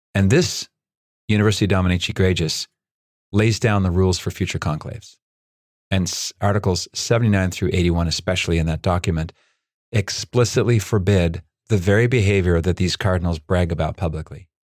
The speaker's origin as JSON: {"language": "English", "region": "Nova Scotia", "country": "Canada", "tie": "born or raised there", "also_born_or_lived": "Chile", "moved": "yes", "said": "I grew up in Nova Scotia going to Prince Edward Island every summer"}